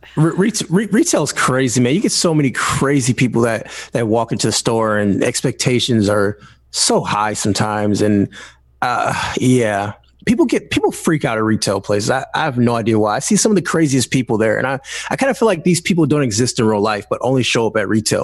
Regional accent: Detroit, Michigan, United States; I'm from Detroit, Michigan. I still live in the area, not in Detroit right now, uh, but I'm still in Michigan

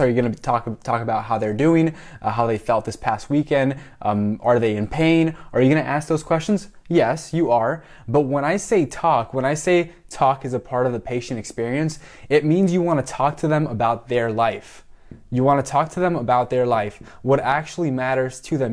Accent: Miami, Florida, United States; moved away as an adult; also born or lived in Puerto Rico; now in Tampa, United States; I'm from Miami, so Hispanic, you know, half Mexican, half Cuban, uh, born in Puerto Rico

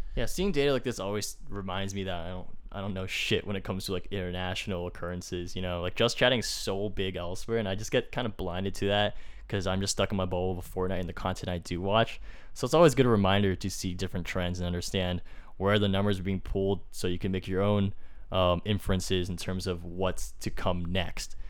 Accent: Fremont, California, United States; my hometown in Fremont

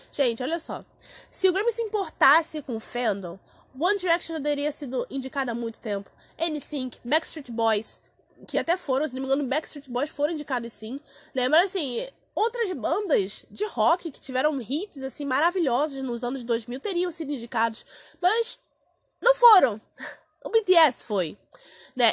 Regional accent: Brazil; eu sou do Brasil

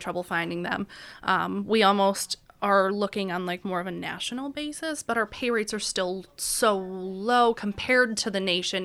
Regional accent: Auburn, New York, United States; moved away as an adult; now in Erie, United States; I'm from Auburn, New York

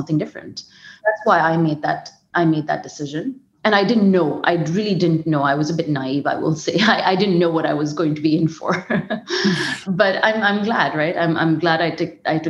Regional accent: India; moved away as an adult; also born or lived in Bombay; I'm originally from India

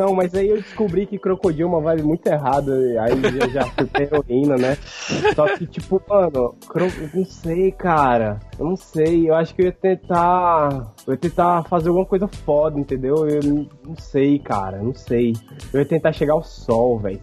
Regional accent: Northeast Region, Brazil; accent: nordestino; sempre tive que lidar com a galera de São Paulo imitando o meu sotaque. Tipo assim, ah, vai, nordestino

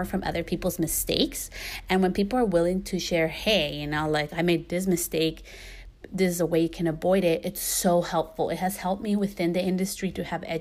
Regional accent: California, United States; also born or lived in New York / Guatemala; I was born in New York, you know, and I grew up most of my life in California

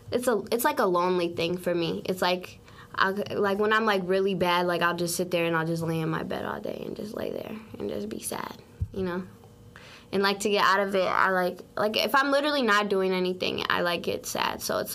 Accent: St. Paul, Minnesota, United States; St. Paul, Minnesota is definitely not where I want to stay for the rest of my life

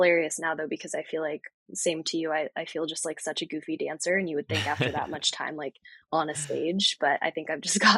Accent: East Coast, United States; And so it's been really cool to like access different sports that I really was not familiar with growing up on the East Coast.

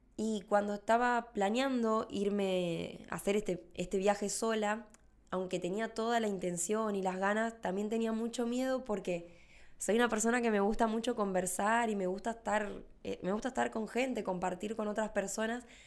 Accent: Rafaela, Santa Fe, Argentina; soy de Rafael a Santa Fe

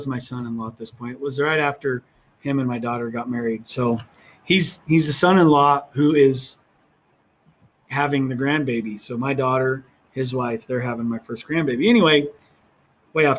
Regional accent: Oregon, United States; now in New Mexico, United States; where I grew up in Oregon

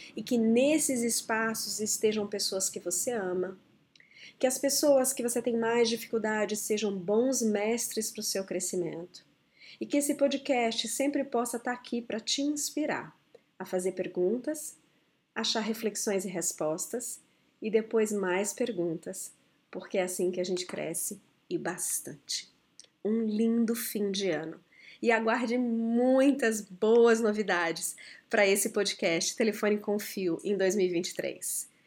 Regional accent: Brasília, Federal District, Brazil; Quando eu era muito pequena, eu cresci em Brasília e a cidade estava recém-construída.

